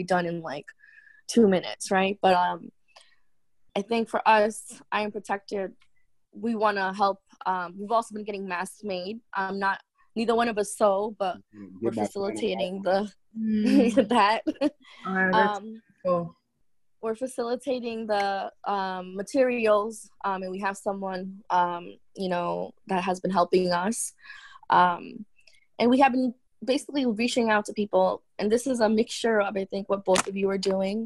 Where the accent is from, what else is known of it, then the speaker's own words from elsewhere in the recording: New York City, New York, United States; we're from Queens, New York, and initially this was a hot zone out here, especially where we live.